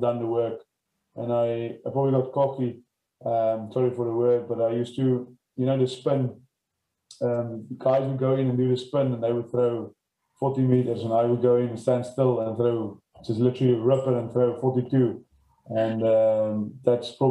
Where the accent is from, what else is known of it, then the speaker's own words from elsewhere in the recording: George, Western Cape, South Africa; I grew up in George on a farm, probably 10 kilometers from town.